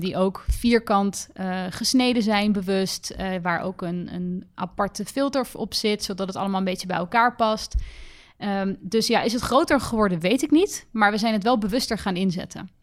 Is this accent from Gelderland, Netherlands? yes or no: no; The Hague, South Holland, Netherlands; Ik kom uit Den Haag, oorspronkelijk